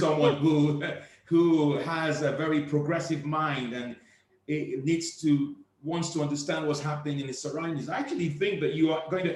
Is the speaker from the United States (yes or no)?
no; Nigeria; Originally, I'm from Nigeria. I was, you know, a Nigerian